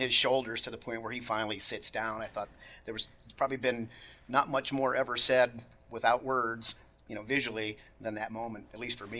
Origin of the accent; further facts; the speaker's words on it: Florida, United States; I was a child of Apollo, born and raised in Florida